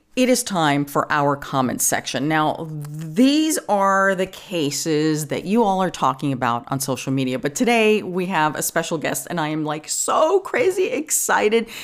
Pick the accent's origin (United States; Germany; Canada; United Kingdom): United States; New York; born or raised there; accent: New York